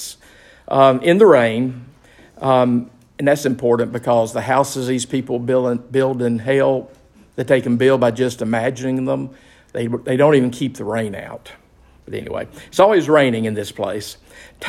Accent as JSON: {"language": "English", "town": "Gastonia", "region": "North Carolina", "country": "United States", "tie": "born or raised there", "said": "when I was younger, growing up in Gastonia, North Carolina"}